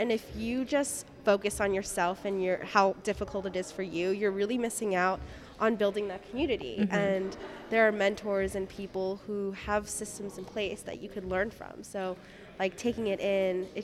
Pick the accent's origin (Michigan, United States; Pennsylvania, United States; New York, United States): New York, United States; moved away as an adult; now in Connecticut, United States; I'm from New York, so I came out of state